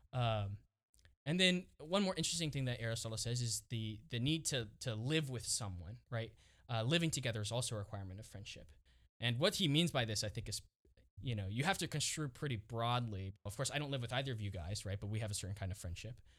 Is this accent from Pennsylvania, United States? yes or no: no; Dallas, Texas, United States; moved away as an adult; now in St. Louis, United States; I'm originally from Dallas